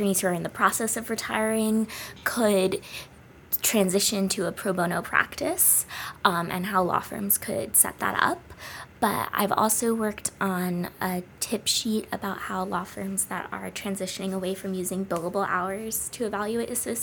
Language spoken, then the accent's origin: English; New York City, New York, United States; moved away as an adult; also born or lived in California; grew up in Brooklyn, New York